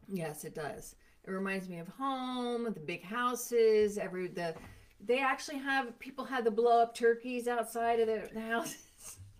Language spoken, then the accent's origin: English; Bethlehem, Pennsylvania, United States; I am from Steel Town, Bethlehem Steel.